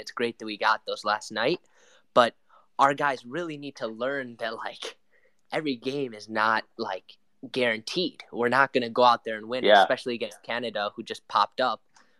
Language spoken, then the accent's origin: English; Chicago, Illinois, United States; I'm born and raised in Chicago.